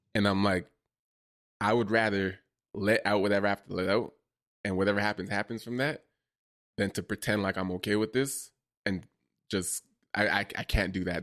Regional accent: Toronto, Ontario, Canada; also born or lived in Ottawa; I'm from Toronto

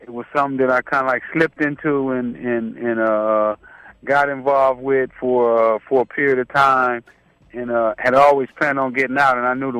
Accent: Los Angeles, California, United States; Right off of Vermont. I grew up on Figueroa in 87.

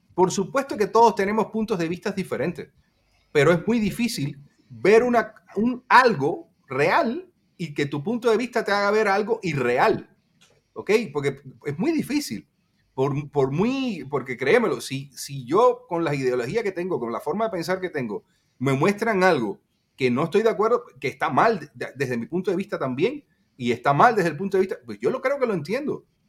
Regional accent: Cuba; nosotros los cubanos

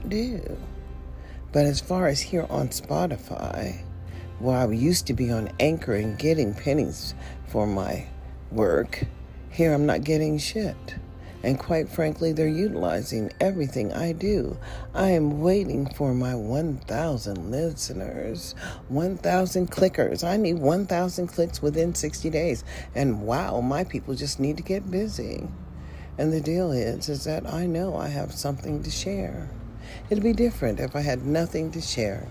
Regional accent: United States; I am an American citizen, period.

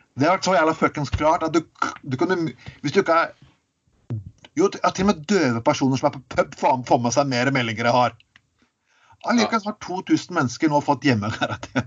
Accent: Telemark, Norway; jeg vokste opp i Telemark

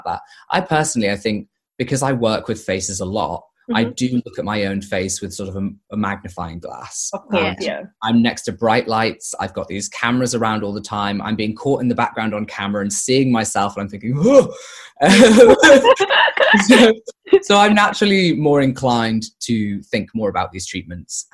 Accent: near Liverpool, North West England, United Kingdom; moved away; my hometown near Liverpool

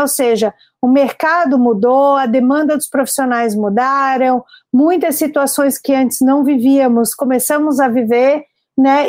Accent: Florianópolis, Santa Catarina, Brazil; sou aqui natural de Florianópolis

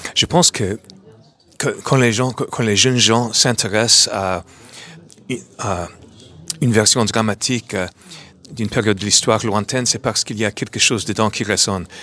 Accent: New York, United States; French is a second language; moved away as an adult; now in France; à New York, à ma ville natale

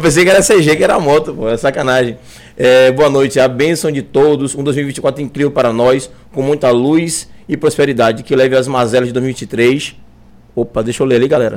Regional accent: Cruz das Almas, Bahia, Brazil; eu sou de Cruz das Almas, né? Minha família é de Cruz das Almas

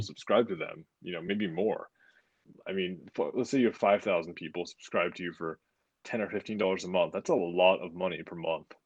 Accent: United States

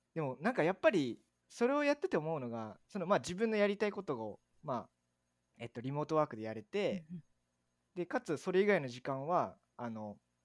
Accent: Dazaifu, Fukuoka, Japan; moved away as an adult; also born or lived in Saga; now in Tokyo, Japan; 僕はあの太宰府太宰府市出身なんですよ

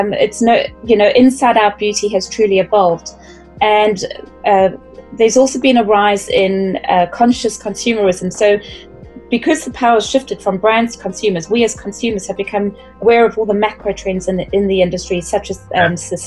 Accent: South Africa; accent: South African; moved away as an adult; also born or lived in United Kingdom / Middle East; I'm South African. So I started out working in the beauty industry in South Africa and then moved across to the UK

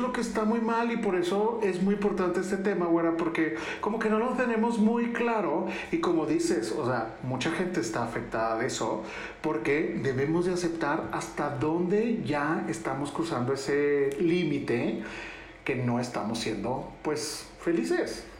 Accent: Ciudad Juárez, Chihuahua, Mexico; accent: del norte; moved away as an adult; now in Mexico City, Mexico; yo me vine de Ciudad Juárez para venirme a México a trabajar, conseguí un trabajo, entonces ahí vengo como todo provinciano

